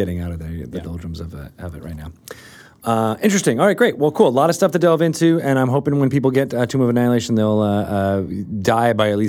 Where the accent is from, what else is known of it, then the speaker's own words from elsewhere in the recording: Syracuse, New York, United States; I was born in Syracuse.